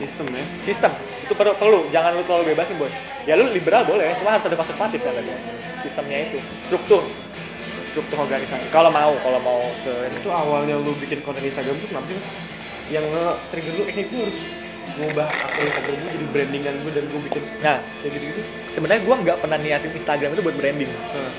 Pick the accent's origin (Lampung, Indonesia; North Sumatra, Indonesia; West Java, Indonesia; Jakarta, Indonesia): West Java, Indonesia; Bekasi; moved away; also born or lived in Semarang; teman SMA gue, karena gue dari Bekasi